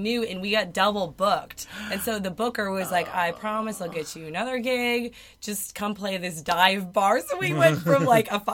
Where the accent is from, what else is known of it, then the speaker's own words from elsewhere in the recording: Arizona, United States; moved away; also born or lived in Nashville; Arizona, which is my hometown